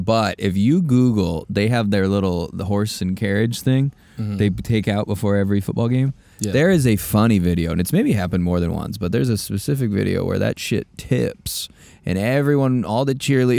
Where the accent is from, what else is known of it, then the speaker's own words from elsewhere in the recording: Omaha, Nebraska, United States; now in Los Angeles, United States; I grew up in Omaha. I was supposed to be from Norfolk.